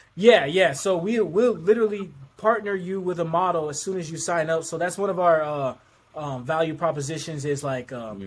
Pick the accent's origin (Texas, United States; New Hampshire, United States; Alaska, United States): Alaska, United States; Anchorage; I'm from Anchorage, Alaska